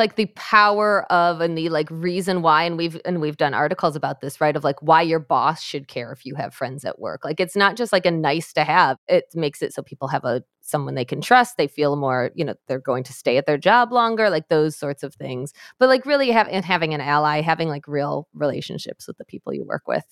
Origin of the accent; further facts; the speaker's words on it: Michigan, United States; my home state of Michigan where I am